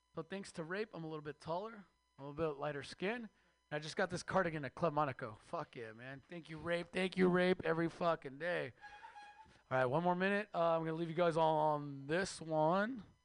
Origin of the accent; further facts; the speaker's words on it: Mexico; now in United States; I am Mexican from Mexico